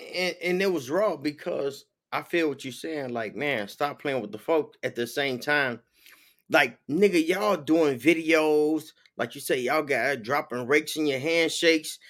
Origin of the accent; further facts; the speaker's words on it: Chicago, Illinois, United States; also born or lived in Minnesota / Los Angeles; now in Florida, United States; I'm from Chicago